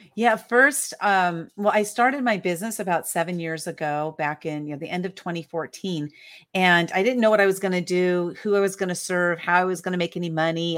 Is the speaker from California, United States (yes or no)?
yes; San Diego, California, United States; I was born and raised in San Diego, California